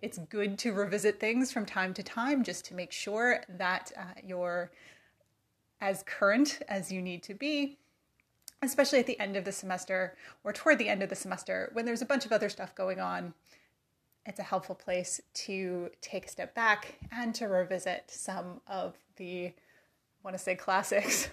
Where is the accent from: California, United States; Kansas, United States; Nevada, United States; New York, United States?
California, United States; moved away as an adult; now in Virginia, United States; I am from California. Uh, I grew up there. I learned to drive there.